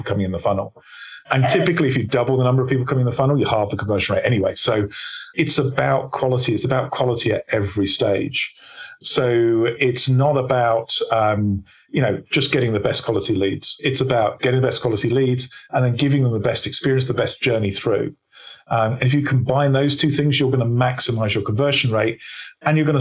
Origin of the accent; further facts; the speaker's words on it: England, United Kingdom; I'm English